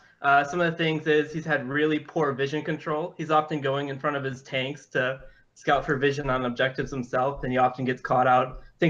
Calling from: Madison, Wisconsin, United States; I'm calling from Madison, Wisconsin.

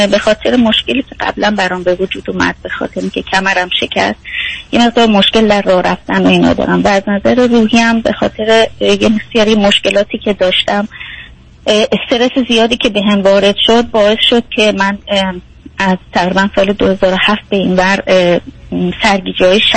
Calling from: Germany; از آلمان هستم

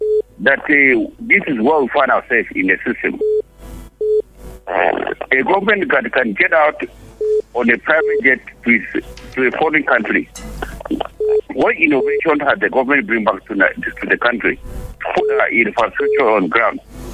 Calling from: Canada; Good evening. I'm … from Canada.

